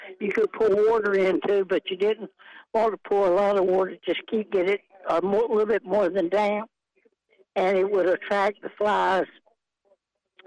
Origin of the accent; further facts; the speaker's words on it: United States; I'm originally from Johnston County, and our electricity came through maybe when I was 11 years old.